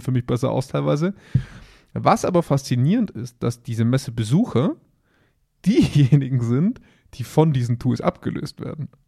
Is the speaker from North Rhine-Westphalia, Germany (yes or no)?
no; Augsburg, Bavaria, Germany; bei uns in Augsburg